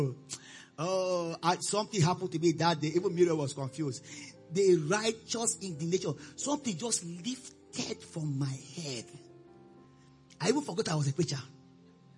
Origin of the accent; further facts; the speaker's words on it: Nigeria; also born or lived in Austin, Texas, United States; I'm a Nigerian.